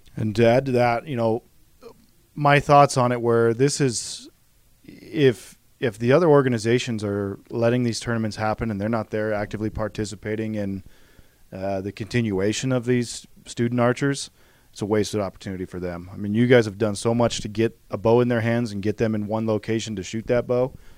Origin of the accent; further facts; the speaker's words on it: Idaho, United States; I grew up in Idaho